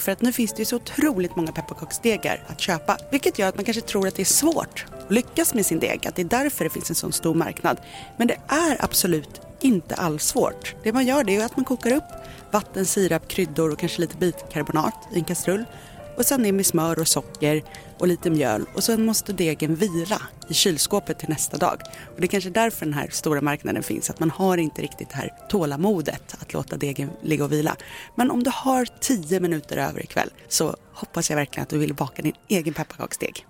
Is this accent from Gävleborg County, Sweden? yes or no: no; Dalarna County, Sweden; Jag är ju uppväxt i Dalarna